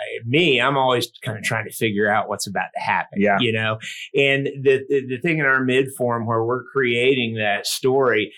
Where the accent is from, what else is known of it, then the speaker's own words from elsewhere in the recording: Lakeland, Florida, United States; my hometown of Lakeland, Florida